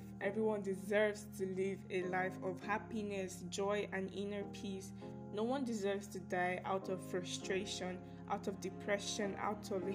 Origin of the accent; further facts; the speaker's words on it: Nigeria; I am a Nigerian, to be specific